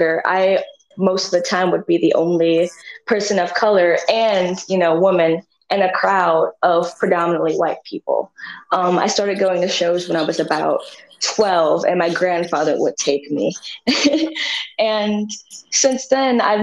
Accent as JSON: {"language": "English", "town": "Philadelphia", "region": "Pennsylvania", "country": "United States", "tie": "born or raised there", "also_born_or_lived": "Shaker Heights, Cleveland, Ohio", "moved": "yes", "said": "I grew up in a community in West Philadelphia that was poor"}